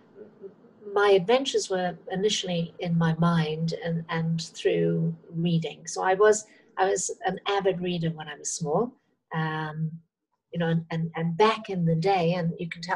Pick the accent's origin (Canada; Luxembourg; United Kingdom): United Kingdom; Cross Lanes, Wales; now in Thailand; I was born just on the Welsh-English border, on the Welsh side of Chester and that Cheshire Welsh border, and grew up in a very small place, which actually was not big enough to be called a village. It was called Cross Lanes.